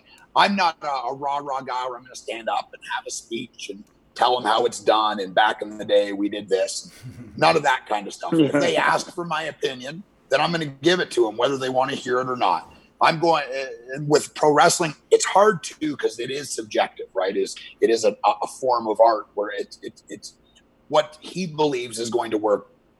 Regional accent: Canada; because I'm a Canadian, hot-blood Canadian pig.

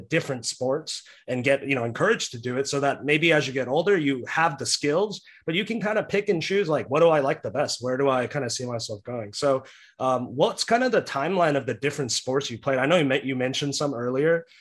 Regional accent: Texas, United States; I live in Texas. I was born in Texas

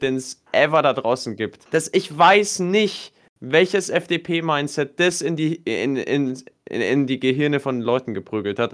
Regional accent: Germany; bei uns in Deutschland

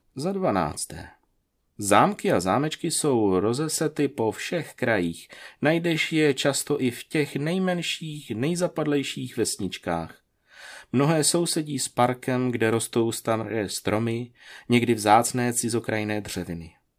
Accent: Kroměříž, Zlín Region, Czechia; U nás v Kroměříži

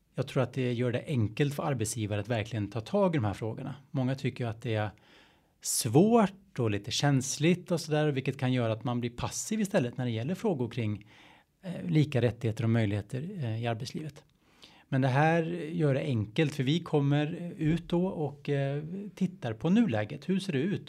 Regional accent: a Stockholm suburb, Stockholm County, Sweden; jag är från, eh, en Stockholmsfort, att jag är svensk

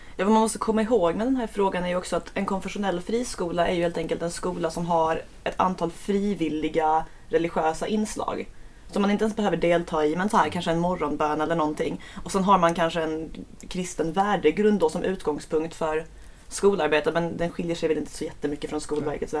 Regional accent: Skåne, Sweden; Jag är skåning

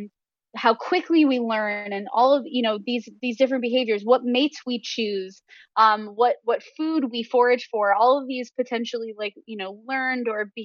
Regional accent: Western New York, United States; I grew up in Western New York

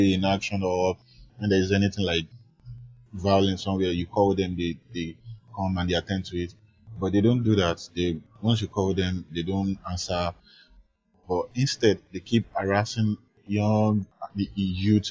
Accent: Lagos, Nigeria; Those are the ghetto parts of Lagos where I grew up. I grew up in the Bariga part.

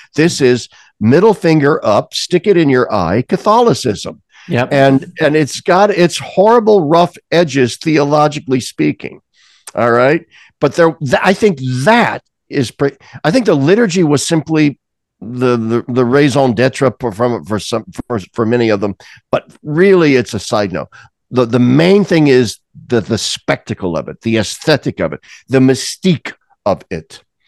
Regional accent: Lincoln, Nebraska, United States; I grew up in Nebraska

